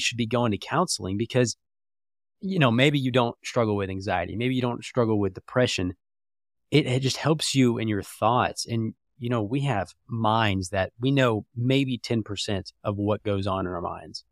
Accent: Jacksonville, Florida, United States; moved away as an adult; also born or lived in Atlanta / Lookout Mountain, Georgia; now in Indianapolis, United States; grew up there till I was eighteen.

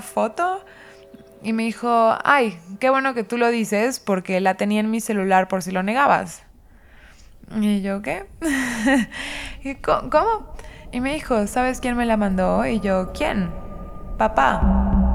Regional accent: Mérida, Yucatán, Mexico; nací crecí en Mérida, Yucatán, que es una ciudad mm, en México

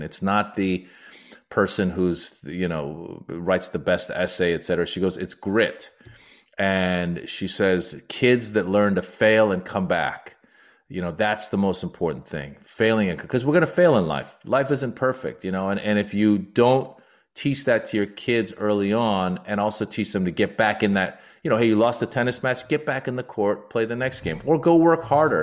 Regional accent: United States; also born or lived in Iran; I'm also Iranian American, so I talk a lot about my immigrant experience and being born in Iran, growing up in America

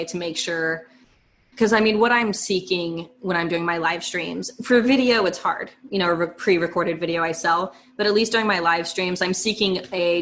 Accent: Northern California, United States; also born or lived in Los Angeles; I'm born and raised in California. I'm still here

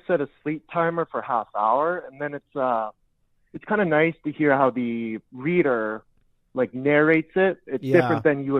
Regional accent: Edmonton, Alberta, Canada; I'm from Edmonton.

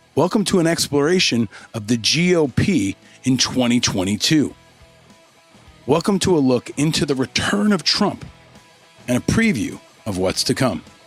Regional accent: New York, United States; I grew up in New York listening to Rush Limbaugh

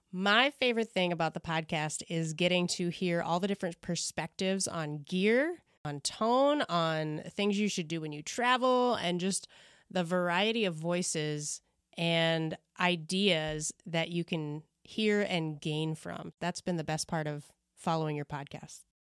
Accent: Maryland, United States; accent: Midwestern; I grew up in Maryland

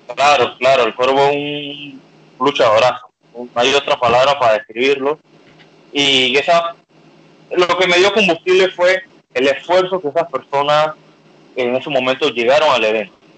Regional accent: Panama; como decimos en Panamá

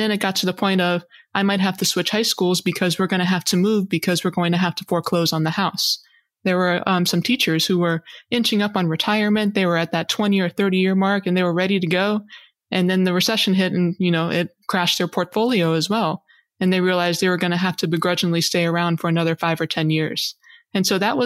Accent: Hawaii, United States; I was born and raised in Hawaii

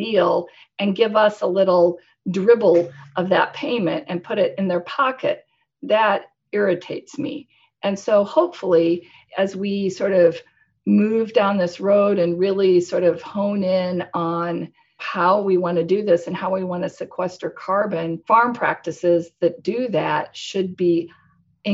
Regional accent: Nebraska, United States; moved away as an adult; also born or lived in Tokyo, Japan / London, United Kingdom; I'm from Nebraska

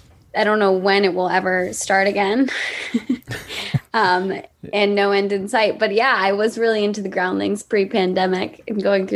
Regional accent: just outside of Boston, Massachusetts, United States; now in Los Angeles, United States; I'm from Massachusetts. I'm from just outside of Boston.

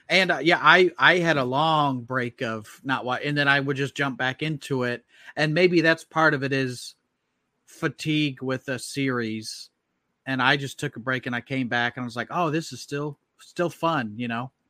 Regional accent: Indianapolis, Indiana, United States; I'm from Indianapolis

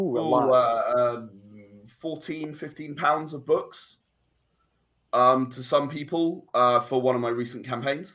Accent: England, United Kingdom; being English

